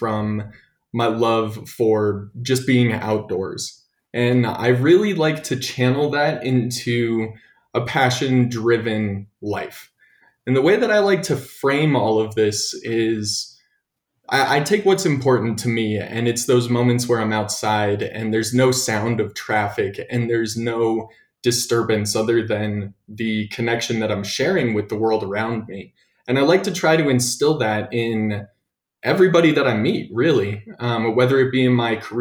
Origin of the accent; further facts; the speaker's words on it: Broomfield, Colorado, United States; I actually grew up in Broomfield, Colorado, which is kind of in between Boulder and Denver